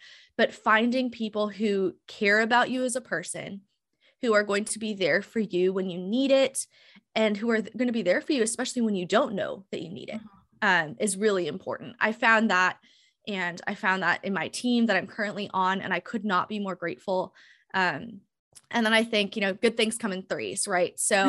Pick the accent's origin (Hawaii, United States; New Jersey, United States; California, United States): Hawaii, United States; worked with schools in the South and in the Midwest, which very different than what I grew up in Hawaii.